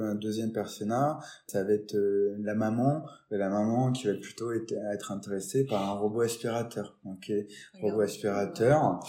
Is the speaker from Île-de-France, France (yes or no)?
no; Nancy, Grand Est, France; also born or lived in Metz; now in Lyon, France; je viens de Nancy, hein, pas de, pas de Metz directement